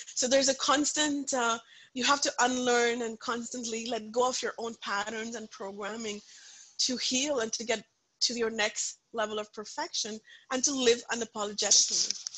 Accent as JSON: {"language": "English", "region": "Punjab", "country": "India", "tie": "born or raised there", "second_language": "English", "moved": "yes", "said": "I come from a very very conservative Punjabi family. I grew up in India"}